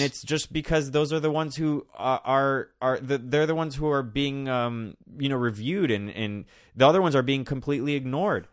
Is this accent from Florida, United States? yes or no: yes; Miami, Florida, United States; I grew up in Miami